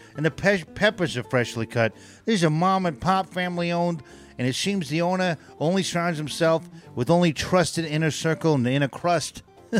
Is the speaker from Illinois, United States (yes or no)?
yes; Chicago, Illinois, United States; I'm from Chicago